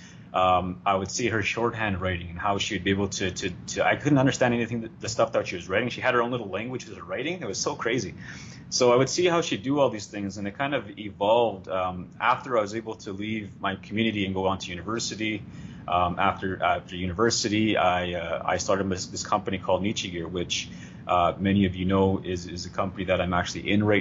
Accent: Sweetgrass First Nation, Saskatchewan, Canada; I am originally from Sweetgrass First Nation, Saskatchewan.

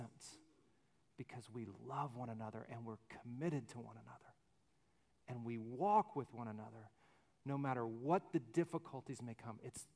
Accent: Alabama, United States; I'm from Alabama. All I've seen are little hills and pine trees

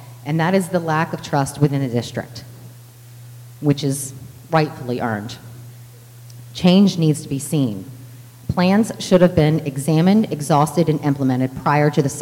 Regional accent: Sussex County, Delaware, United States; I was born and raised in Sussex County and attended IRSD.

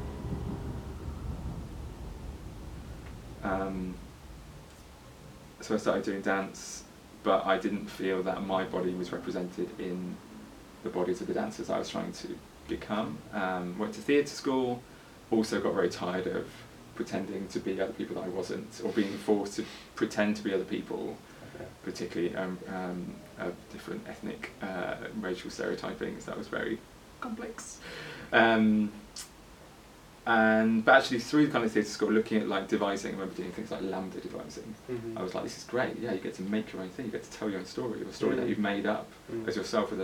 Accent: Birmingham, West Midlands, United Kingdom; moved away as an adult; also born or lived in Guadalajara, Mexico; now in London, United Kingdom; I was born there, lived there until I was seven

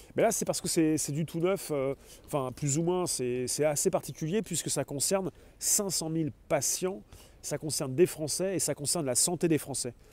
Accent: France; nous sommes des Français

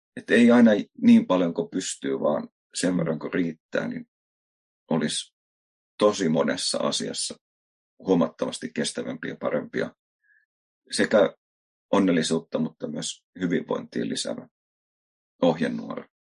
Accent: Helsinki, Uusimaa, Finland; moved away as an adult; mä oon Helsingistä kotosi asunut siellä elämästäni niin aika ison

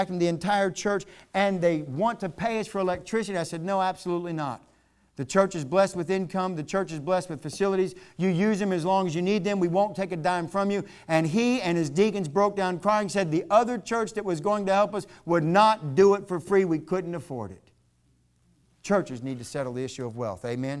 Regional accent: Virginia, United States; now in North Carolina, United States; I'm from Virginia. When I first moved down here to North Carolina, when I was stationed at Fort Bragg

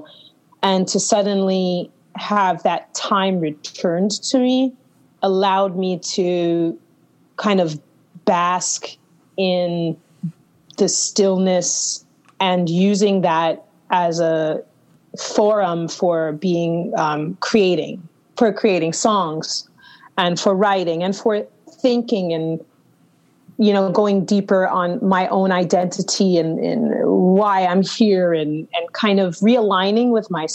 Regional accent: New York City, New York, United States; also born or lived in Istanbul, Turkey; I'm from New York City, as you know, but I decided to quarantine and do those months in Istanbul, Turkey

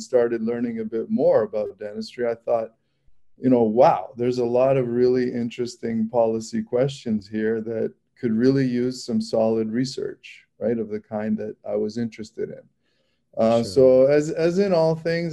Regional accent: Toronto, Ontario, Canada; also born or lived in Washington, D.C.; now in Chicago, United States; So I'm Canadian. I mean, I grew up in Toronto

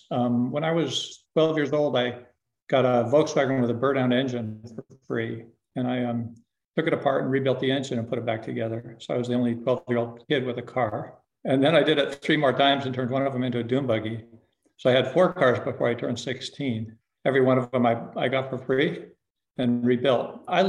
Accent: Aspen, Colorado, United States; Aspen was a small town, 3,000 people when I was a kid, with dirt streets.

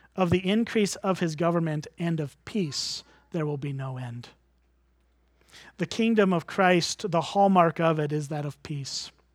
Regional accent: United States; as an American

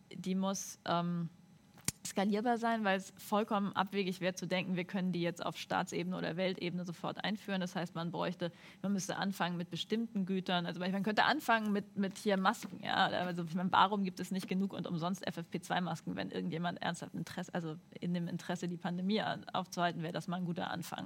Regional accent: Northern Germany, Germany; also ich bin Norddeutsche

